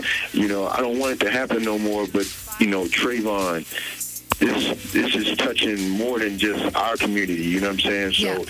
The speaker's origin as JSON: {"language": "English", "region": "East Coast", "country": "United States", "moved": "yes", "lives_now": "Los Angeles, United States", "said": "Hey, I'm from the East Coast, man."}